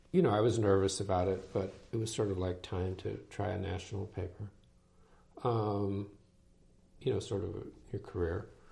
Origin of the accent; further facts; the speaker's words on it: New Jersey, United States; moved away; I grew up in New Jersey